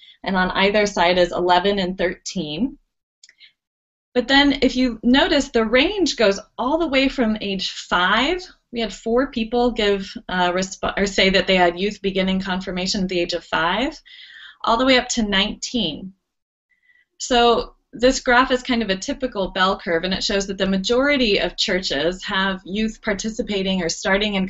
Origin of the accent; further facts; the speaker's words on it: Dayton, Ohio, United States; I grew up in Ohio, and there's a large Roman Catholic presence in Dayton, where I lived